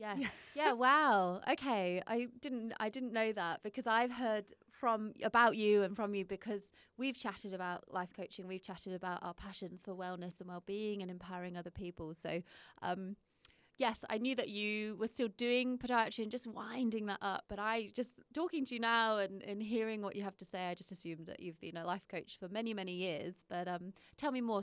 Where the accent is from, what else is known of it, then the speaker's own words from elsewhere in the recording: United Kingdom; moved away as an adult; now in Perth, Australia; I'm not from here, but I have lived here 10 years